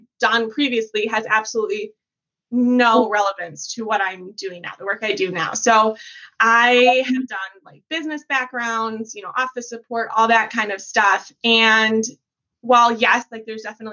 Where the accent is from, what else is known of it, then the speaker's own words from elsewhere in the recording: Midwest, United States; also born or lived in Wisconsin; I am from the Midwest. I live in Wisconsin